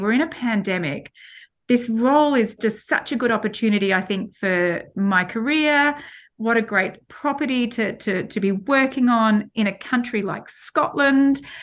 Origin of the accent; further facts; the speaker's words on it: Australia; moved away as an adult; now in United Kingdom; I can't lose being an Australian and, and also living here in the, in the U K.